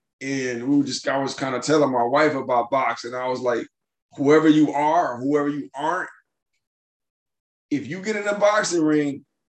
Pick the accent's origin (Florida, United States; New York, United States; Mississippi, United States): Mississippi, United States; born or raised there